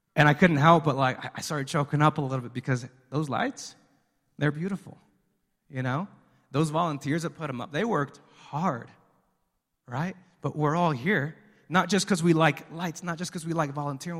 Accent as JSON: {"language": "English", "country": "Mexico", "moved": "yes", "said": "We're from Mexico"}